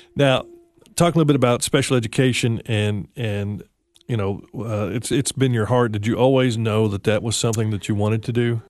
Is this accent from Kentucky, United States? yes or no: no; West Tennessee, United States; I grew up in West Tennessee